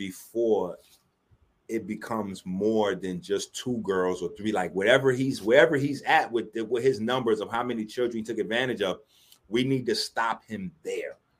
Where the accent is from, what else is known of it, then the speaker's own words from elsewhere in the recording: New York City, New York, United States; I was raised in the South Bronx